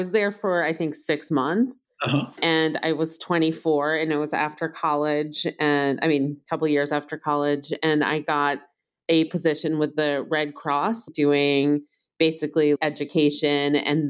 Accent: New York City, New York, United States; moved away; also born or lived in Hawaii; I grew up in Manhattan

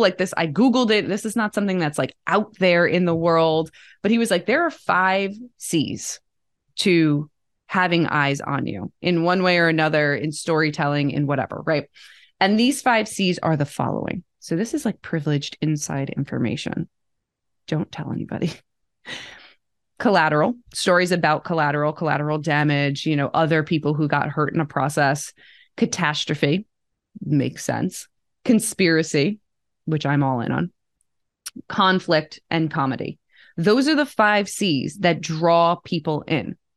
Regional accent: Bergen County, New Jersey, United States; I grew up outside of New York City, Bergen County, New Jersey

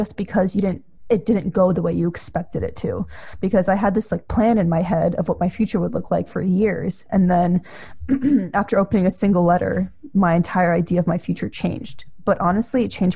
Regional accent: Russia; now in United States; I'm also an immigrant. I come from Russia.

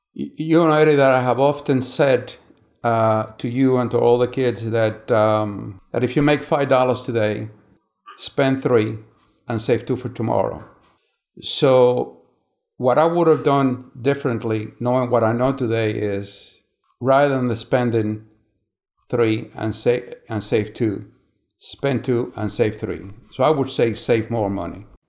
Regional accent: San Miguel de los Baños, Matanzas, Cuba; I was born in Cuba, uh, May eighteen, nineteen forty-eight, in a small town, uh, in Cuba called San Miguel de los Baños

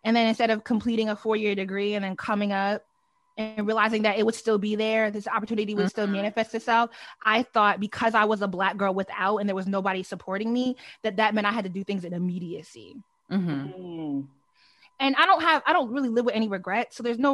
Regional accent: Delaware, United States; I grew up in Delaware

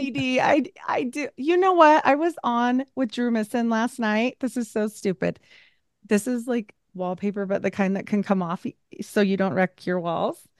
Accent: Utah, United States; We have six kids because I'm from Utah and I was a Mormon

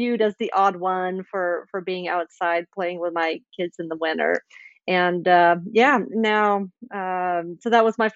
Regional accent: Sweden; moved away as an adult; also born or lived in Indiana, United States; I grew up in Sweden, but I've also lived in the States for 15 years. Just moved back to Sweden about 4 years ago

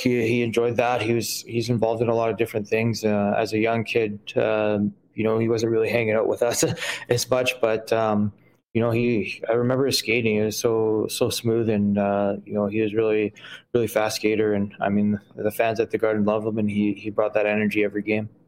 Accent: Winnipeg, Manitoba, Canada; I grew up in Saint Mattel and I played out of Dakota for, for my, my young years

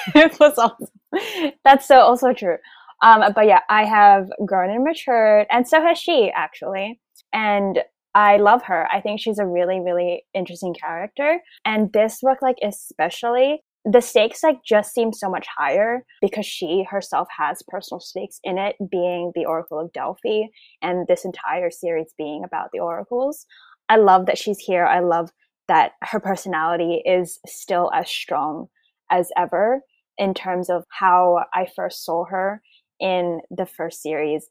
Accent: Australia; I'm an Australian

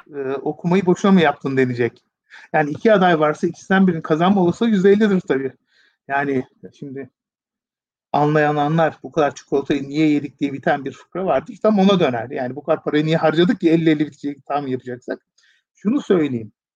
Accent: Turkey; bir Türkiye Cumhuriyeti vatandaşı olarak

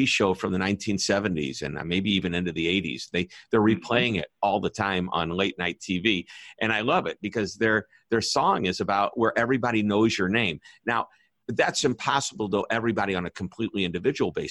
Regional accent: Missouri, United States; I'm from Missouri, the show me state

